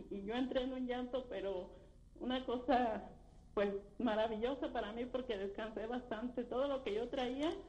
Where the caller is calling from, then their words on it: Irapuato, Guanajuato, Mexico; De Irapuato, Guanajuato.